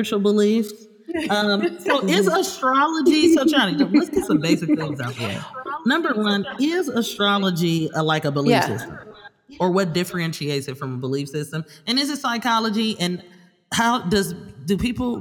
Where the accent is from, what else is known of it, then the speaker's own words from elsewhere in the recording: Oakland, California, United States; I'm from California, from Oakland, California